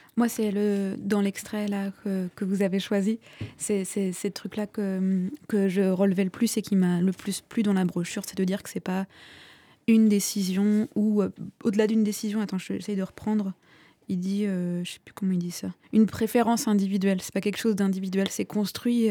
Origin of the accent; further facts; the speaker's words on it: Vendée, Pays de la Loire, France; je viens de Vendée, j'ai aussi fréquenté les milieux cathos